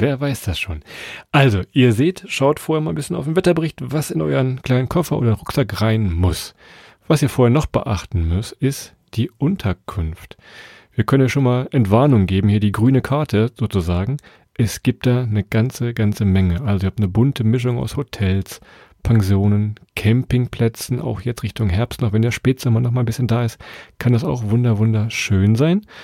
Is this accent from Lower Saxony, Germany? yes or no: yes; Lower Saxony, Germany; hier bei uns in Niedersachsen